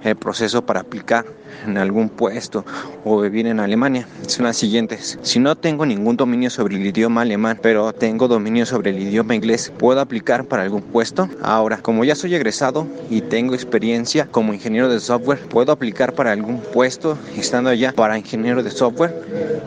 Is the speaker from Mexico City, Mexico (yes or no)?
yes; Mexico City, Mexico; soy de la Ciudad de México.